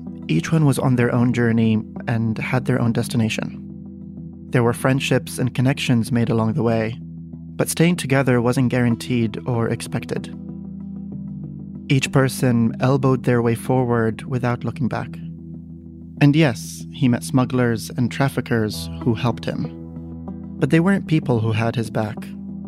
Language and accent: English; Czechia; also born or lived in Baghdad, Iraq; I'm from Czechia. I've seen it and heard it around my hometown and on local TV.